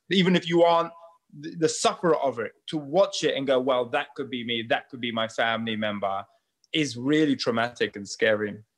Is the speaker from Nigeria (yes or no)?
yes; Nigeria; I come from Nigeria, so many different ethnic groups and traditions, religions